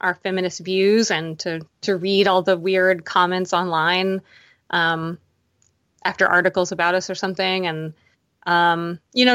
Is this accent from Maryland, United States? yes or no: yes; Baltimore, Maryland, United States; I'm from Baltimore